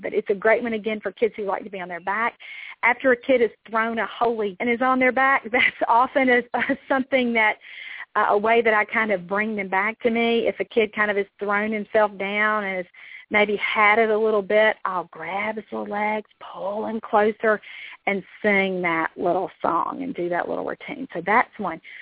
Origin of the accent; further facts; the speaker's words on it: Mississippi, United States; deep south. I'm from Mississippi